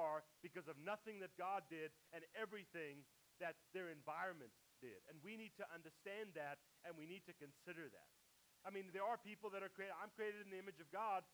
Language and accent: English; South Africa; now in United States; I used to identify as more South African because that's where I grew up. Now I identify more as American because I've lived here longer.